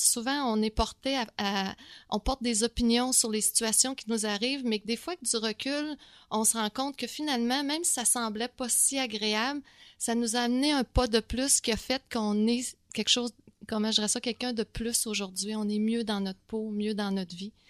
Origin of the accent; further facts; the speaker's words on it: Quebec City, Quebec, Canada; moved away as an adult; now in Montreal, Canada; je viens de Québec